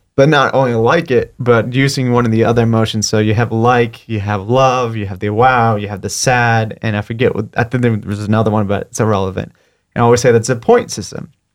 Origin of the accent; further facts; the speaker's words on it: Fort Lauderdale, Florida, United States; also born or lived in New Jersey; now in Pensacola, United States; I moved to Fort Lauderdale when I was six, and I grew up in Fort Lauderdale